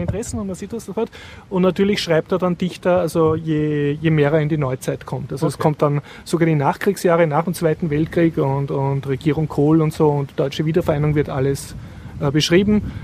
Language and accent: German; Austria; als Österreicher